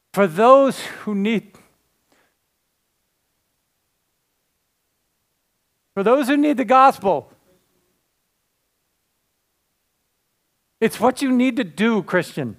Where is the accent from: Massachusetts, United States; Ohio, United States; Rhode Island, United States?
Rhode Island, United States; Cranston; moved away; I was raised in Rhode Island. Right over the border, right? You know. Anybody know Cranston? Yeah, that's my home